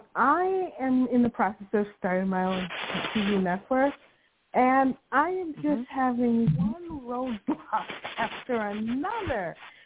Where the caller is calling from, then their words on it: Chicago, Illinois, United States; This is … from Chicago.